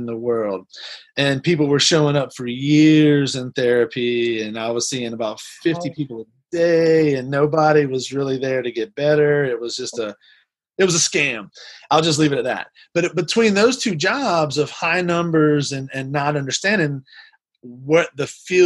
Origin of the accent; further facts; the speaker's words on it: New Orleans, Louisiana, United States; moved away as an adult; also born or lived in Pasadena; I grew up in New Orleans and the New Orleans area, graduated from LSU in New Orleans